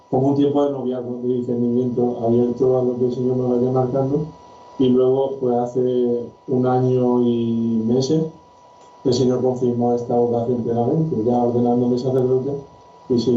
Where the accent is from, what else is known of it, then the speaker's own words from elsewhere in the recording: Paraguay; moved away as an adult; now in Murcia, Spain; Yo soy paraguayo, tengo 28 años